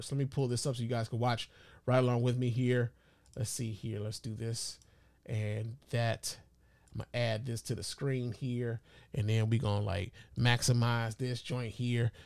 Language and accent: English; Chicago, Illinois, United States; my hometown of Chicago